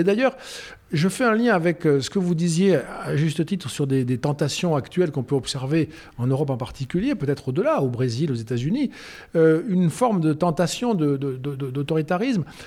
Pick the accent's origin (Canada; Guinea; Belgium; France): France; Rodez, Occitania; moi, quand j'étais gamin à Rodez, 25 000 habitants